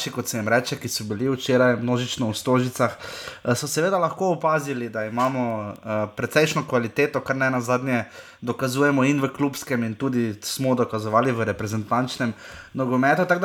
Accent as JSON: {"language": "Slovenian", "country": "Slovenia", "said": "Kako vidiš ti to, nas kot nogometni narod, kakšni smo Slovenci?"}